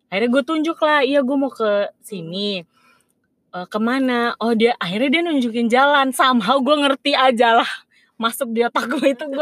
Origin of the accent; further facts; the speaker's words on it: Indonesia; gue dari Indonesia abis itu abis itu setelah gue jawab uh, pertanyaan dia